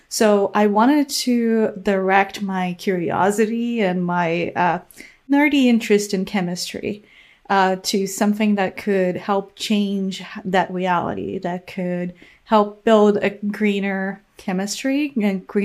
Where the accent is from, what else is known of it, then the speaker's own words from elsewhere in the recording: Brazil; English is a second language; I did my undergraduate degree in Brazil, um, studying chemistry.